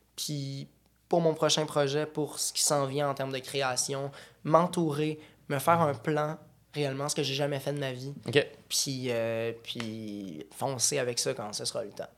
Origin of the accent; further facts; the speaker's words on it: Boucherville, Quebec, Canada; On vient de la Rive-Sud. Moi, je viens de Boucherville